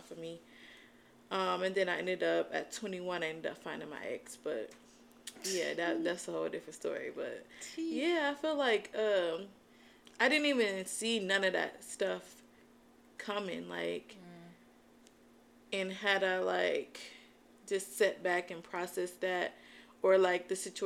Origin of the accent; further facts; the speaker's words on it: Albion, Michigan, United States; moved away as an adult; also born or lived in Ypsilanti; My mom stayed in my hometown, which is Albion, and all my family was there